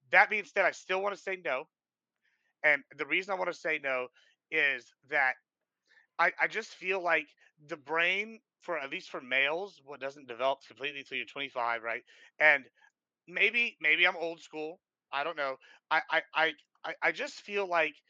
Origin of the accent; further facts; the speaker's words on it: Nueces County, Texas, United States; moved away; I come from Nueces County, right? Originally, and that's the number one teen pregnancy rate nationwide. So, like at 12, 13, like 1/8 of my fucking high school class had children.